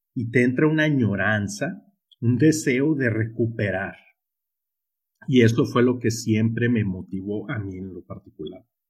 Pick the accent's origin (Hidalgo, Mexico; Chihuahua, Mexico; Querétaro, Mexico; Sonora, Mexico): Sonora, Mexico; accent: Sonoran; yo soy muy sonorense, tú, yo soy aquí del norte de la República, tú. Entonces, si notan ese acento curioso en mí, pues es porque soy muy sonorense